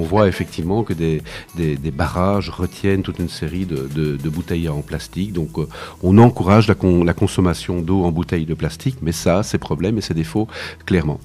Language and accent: French; Wallonia, Belgium; chez nous en Wallonie, en Belgique